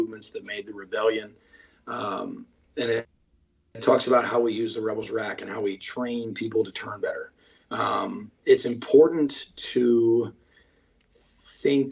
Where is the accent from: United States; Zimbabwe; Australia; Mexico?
United States; Winston-Salem, North Carolina; I'm from Winston-Salem, and when I was growing up, there wasn't even a baseball facility in our town.